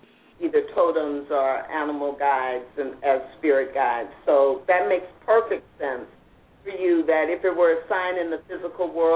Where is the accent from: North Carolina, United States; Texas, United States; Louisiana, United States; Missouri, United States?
Missouri, United States; St. Louis; when I was growing up in St. Louis